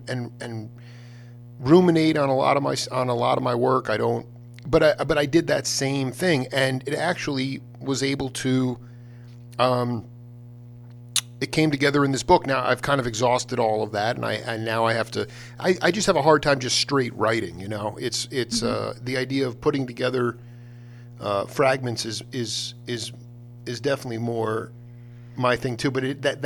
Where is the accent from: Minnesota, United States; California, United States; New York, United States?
New York, United States; Stony Brook; I'm a Long Island cat. I grew up there. I mean, I grew up in Stony mm-hmm. Brook